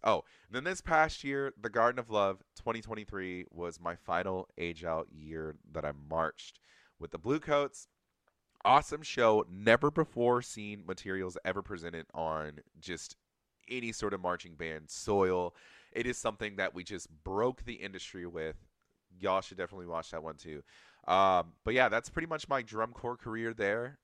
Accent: Atlanta, Georgia, United States; I'm from Atlanta, Georgia

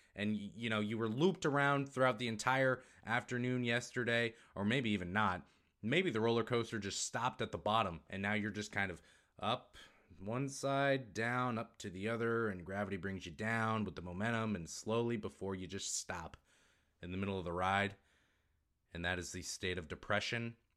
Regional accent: Maine, United States; accent: northeastern; moved away; I was born in Maine

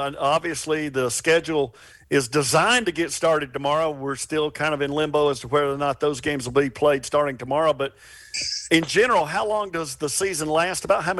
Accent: Cartersville, Georgia, United States; I played in Cartersville Little League. I go all the way back to the 1970 season, so that puts a little number on my head.

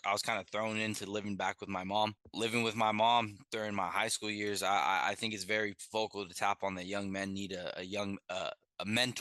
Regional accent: San Diego, California, United States; I'm born and raised in San Diego, California

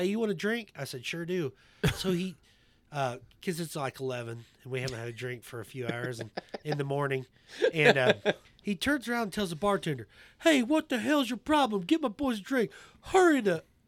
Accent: Kansas, United States; moved away; I'm not from here. I grew up in Kansas

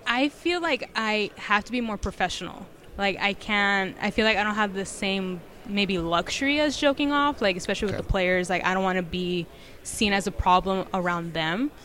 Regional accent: Ontario, California, United States; I'm from Ontario, California, and I worked with the Rancho Cucamonga Quakes

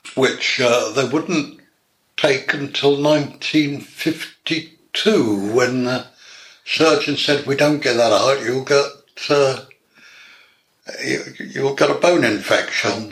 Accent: Bury St Edmunds, East of England, United Kingdom; I was born in Suffolk, Bury St Edmunds

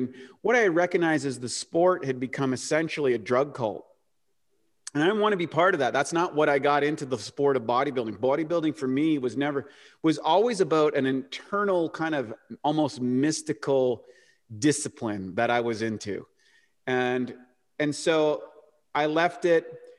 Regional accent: New Brunswick, Canada; I grew up in the rural part of New Brunswick, Canada, which is up by Maine, which was and kind of played hockey and everything.

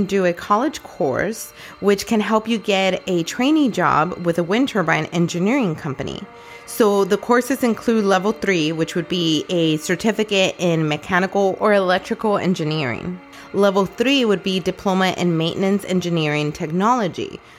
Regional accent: California, United States; born and raised in California.

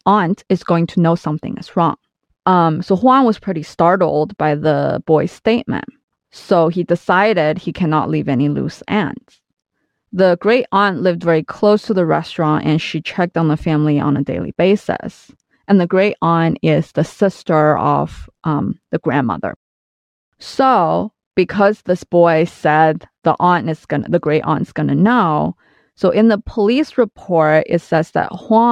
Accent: China; I grew up in China in the 90s

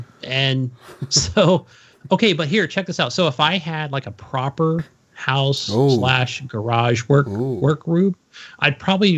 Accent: California, United States; I'm from California.

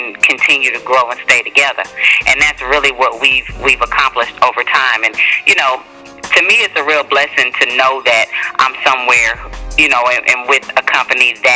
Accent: College Park, Georgia, United States; Southside College Park is where I grew up at and went to school

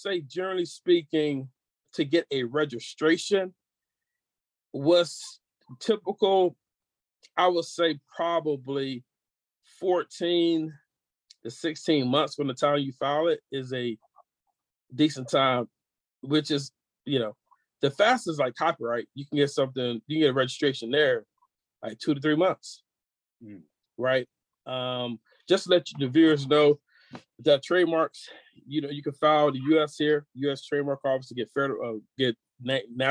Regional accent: Georgia, United States; moved away as an adult; now in California, United States; I was raised in Georgia by a woman who was born in 1916

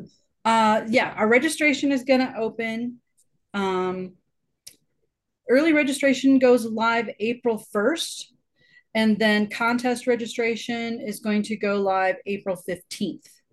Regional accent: Colorado Springs, Colorado, United States; I am from Colorado Springs

